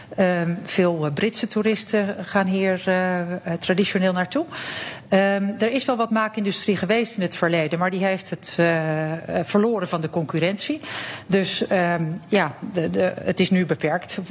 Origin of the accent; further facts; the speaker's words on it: Netherlands; now in Cyprus; wij hebben als Nederlanders